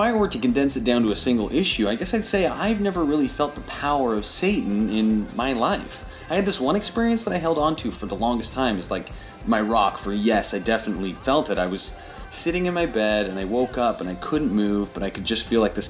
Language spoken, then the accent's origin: English; Des Moines, Iowa, United States; also born or lived in Charlotte; Well, I grew up in Des Moines, but I moved here from Charlotte.